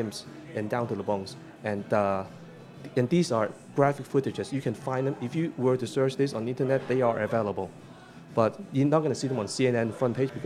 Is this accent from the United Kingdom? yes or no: no; Hong Kong; now in New York, United States; my hometown